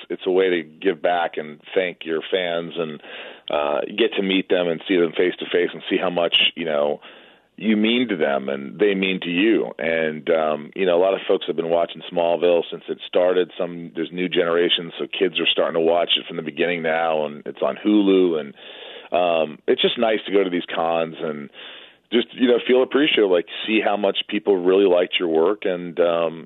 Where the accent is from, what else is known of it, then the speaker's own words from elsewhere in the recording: Newburgh, Indiana, United States; my hometown of Newburgh, Indiana